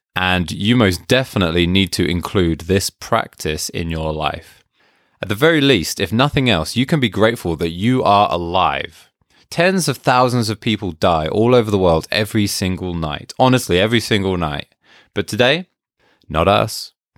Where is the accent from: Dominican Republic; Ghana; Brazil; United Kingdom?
United Kingdom; being British